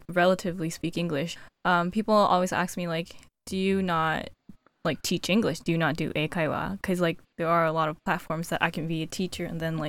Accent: United States; Because I'm American.

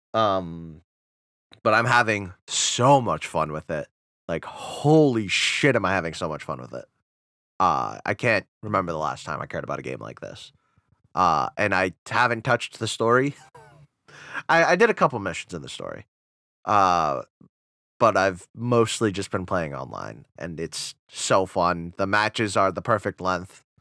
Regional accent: Rhode Island, United States; "Rhode Island."

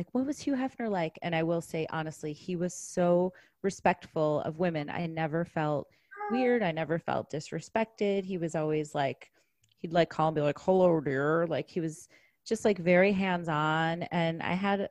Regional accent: Chicago, Illinois, United States; I'm from Chicago.

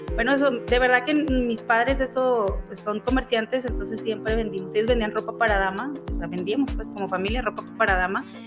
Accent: Mexico; moved away as an adult; now in Utah, United States; yo vengo de, eh, de, México, soy mexicana, mucha gente cree que soy colombiana, que soy venezolana, no, soy orgullosamente mexicana

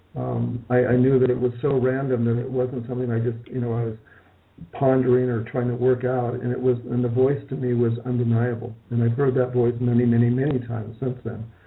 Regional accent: Malibu, California, United States; also born or lived in Hollywood, California; I was raised in Hollywood, California, where I was born in Hollywood, California. My parents moved probably by the time I was in third grade to Malibu

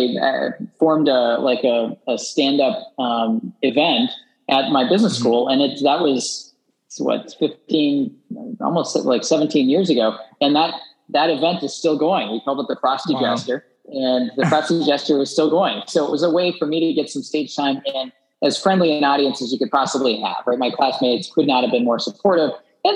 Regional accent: North Dakota, United States; moved away as an adult; also born or lived in Boston, Massachusetts; And I lived just outside of Boston, was commuting to LA every week, but I grew up in North Dakota.

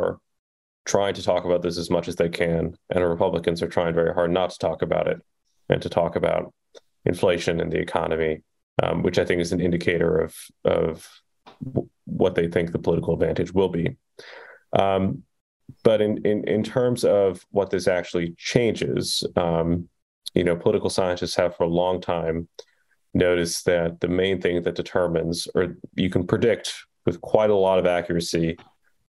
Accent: Kentucky, United States; in my home state of Kentucky

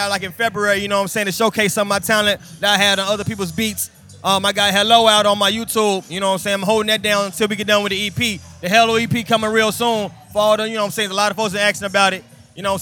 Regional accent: Charlotte, North Carolina, United States; I'm from Charlotte.

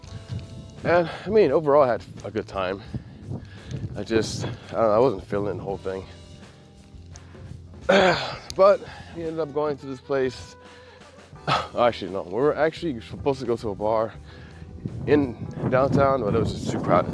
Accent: Midwest, United States; now in Hawaii, United States; I'm from the Midwest

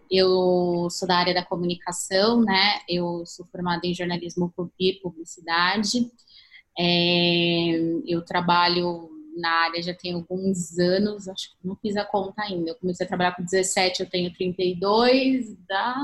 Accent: São Paulo, Brazil; eu sou de São Paulo

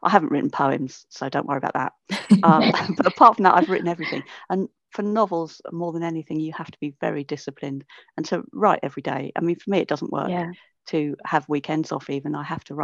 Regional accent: Northolt, London, United Kingdom; I'm from Northolt

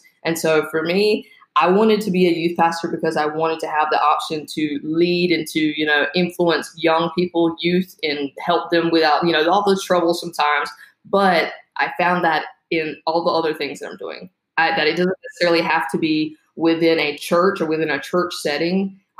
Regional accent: the South, United States; I grew up in the South, Southern Baptist, right? So I grew up and I grew up in church

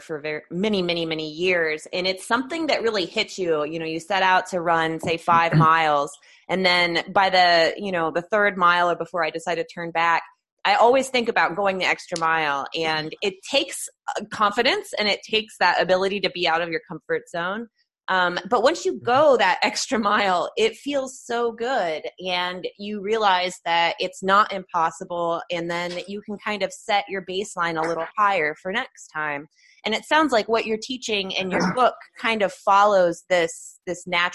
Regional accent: Dayton, Ohio, United States; Dayton, Ohio. I lived there. I was born there.

